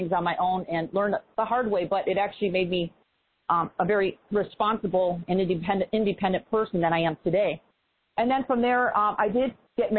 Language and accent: English; Chicago, Illinois, United States; moved away; also born or lived in East Coast; I'm originally from Chicago